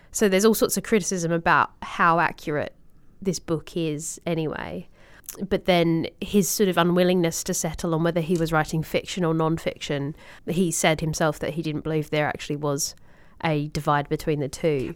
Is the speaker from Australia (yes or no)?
yes; Australia; as an Australian